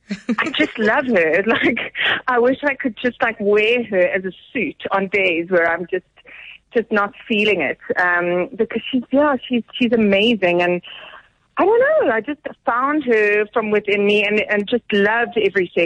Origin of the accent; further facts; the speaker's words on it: Johannesburg, Gauteng, South Africa; also born or lived in Cape Town; I grew up in Joburg. I'm Joburg born and bred and very proudly.